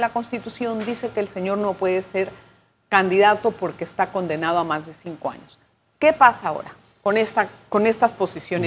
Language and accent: Spanish; Panama; para nosotros como panameños